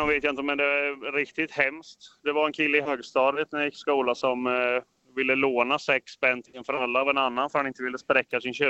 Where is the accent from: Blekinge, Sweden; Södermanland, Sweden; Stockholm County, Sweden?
Södermanland, Sweden; Eskilstuna; moved away; Jag kommer från Eskilstuna och eh, var hemma över jul